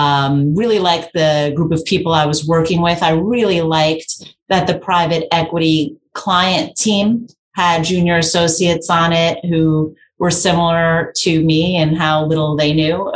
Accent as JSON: {"language": "English", "town": "New York City", "region": "New York", "country": "United States", "tie": "born or raised there", "said": "I grew up in New York. I'm a born and bred New Yorker from the Bronx"}